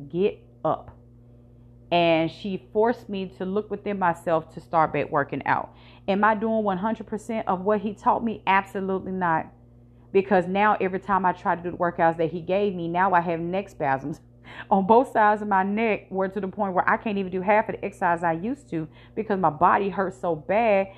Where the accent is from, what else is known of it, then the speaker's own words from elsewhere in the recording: Virginia, United States; now in Memphis, United States; I'm from Virginia